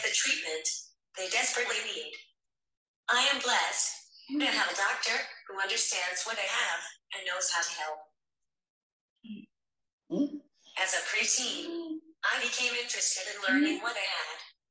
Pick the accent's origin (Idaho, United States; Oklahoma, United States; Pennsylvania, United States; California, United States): Oklahoma, United States; Stillwater; I'm from Stillwater, Oklahoma.